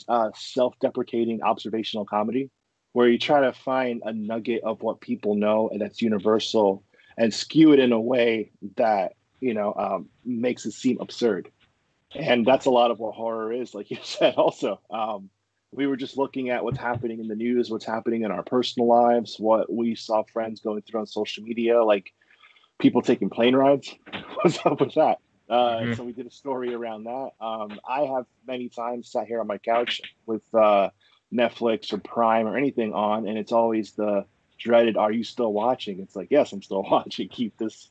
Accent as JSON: {"language": "English", "region": "New York", "country": "United States", "said": "I'm from New York."}